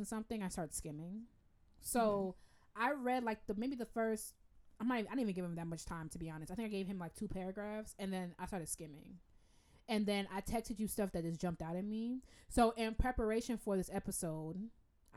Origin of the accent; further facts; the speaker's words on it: Jamaica; I'm Jamaican. Bless up my people